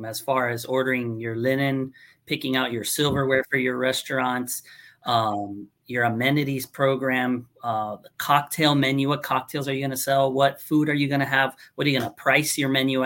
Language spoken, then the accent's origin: English; South Florida, United States; I'm born and raised in South Florida